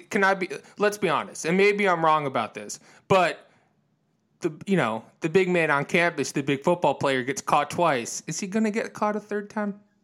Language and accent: English; Midwest, United States; I'm, you know, from the Midwest